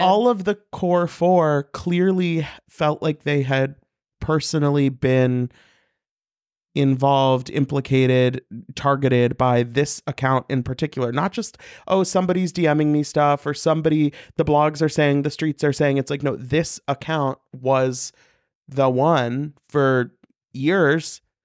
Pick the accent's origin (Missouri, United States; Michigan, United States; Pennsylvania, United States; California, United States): Missouri, United States; I'm from Missouri.